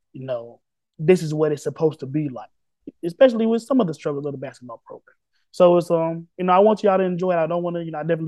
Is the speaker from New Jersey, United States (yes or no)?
no; Tennessee, United States; moved away; also born or lived in upstate New York; my home state yet again in the Volunteer State